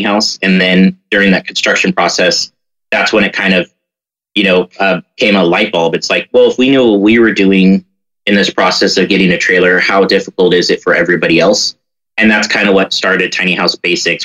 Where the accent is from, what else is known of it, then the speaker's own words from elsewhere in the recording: San Francisco Bay Area, California, United States; I grew up in the Bay Area